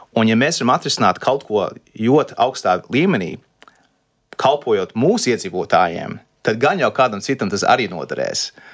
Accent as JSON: {"language": "Latvian", "country": "Canada", "tie": "born or raised there", "moved": "as an adult", "lives_now": "Latvia", "said": "uzaugot Kanādā, tā bija privilēģija būt, Kanā, būt Latvijas"}